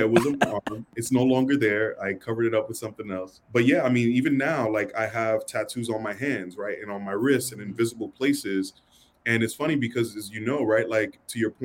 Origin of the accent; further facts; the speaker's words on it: New York City, New York, United States; growing up in New York City, you know, it's rough.